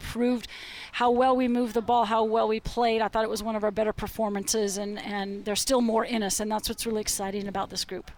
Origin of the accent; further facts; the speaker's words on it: Portland, Oregon, United States; moved away; always great to come back to my hometown.